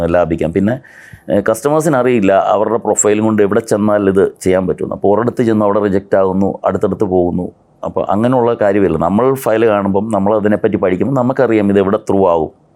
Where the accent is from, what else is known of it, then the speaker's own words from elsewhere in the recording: Kottayam, Kerala, India; ഞാൻ കോട്ടയത്ത് ജനിച്ചു വളർന്ന ആളാണ്